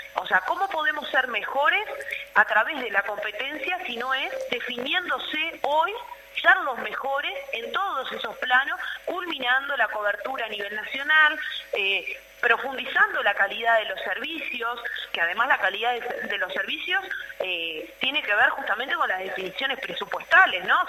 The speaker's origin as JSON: {"language": "Spanish", "country": "Uruguay", "said": "construimos como, como pueblo uruguayo"}